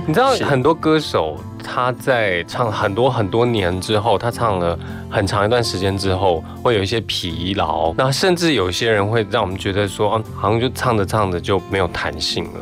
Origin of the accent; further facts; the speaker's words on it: Taiwan; 可是你看到台湾我们对待这些长辈的时候